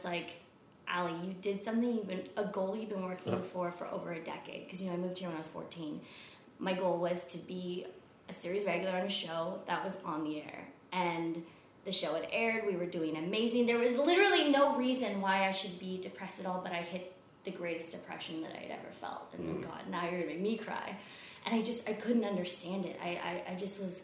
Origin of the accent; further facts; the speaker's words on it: United States; I'm Asian American, you know, I come from a Japanese American family